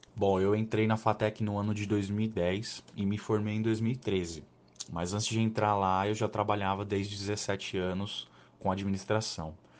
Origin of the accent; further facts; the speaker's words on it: São Paulo, Brazil; sou natural aqui do estado de São Paulo